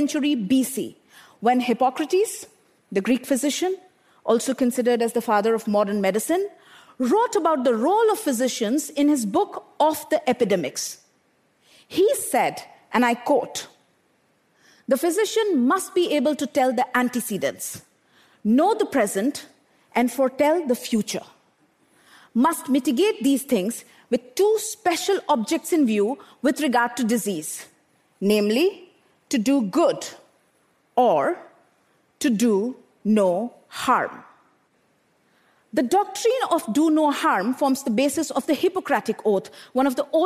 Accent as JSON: {"language": "English", "town": "Bokaro Steel City", "region": "Jharkhand", "country": "India", "tie": "born or raised there", "said": "I grew up in Bokaro Steel City in eastern India, an industrial township surrounded by power plants"}